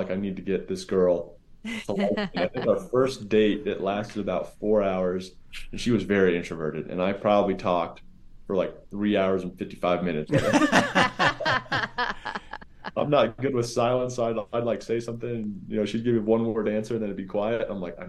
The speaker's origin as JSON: {"language": "English", "town": "Denver", "region": "Colorado", "country": "United States", "tie": "born or raised there", "also_born_or_lived": "Beijing", "said": "I grew up in like the Denver area. We traveled around a whole bunch, but I mean, Denver was home base."}